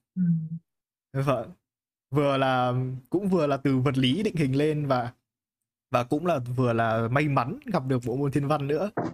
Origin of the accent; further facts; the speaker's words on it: Hanoi, Vietnam; em cũng sống từ bé ở Hà Nội